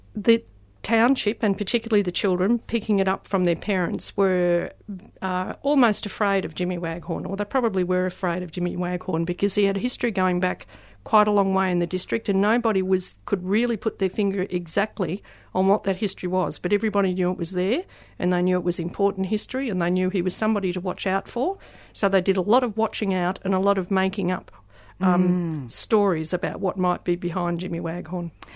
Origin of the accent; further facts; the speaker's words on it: the Mallee, Victoria, Australia; also born or lived in Melbourne; I was actually born in Melbourne, but spent my childhood years in the Mallee, so I know it very well.